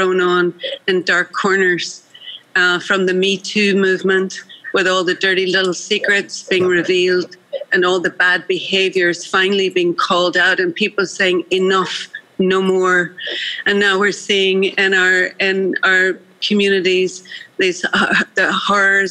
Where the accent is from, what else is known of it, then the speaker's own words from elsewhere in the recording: Northern Ireland, United Kingdom; moved away as an adult; now in United States; I grew up as a minority in Northern Ireland. And I would, as Irish Catholics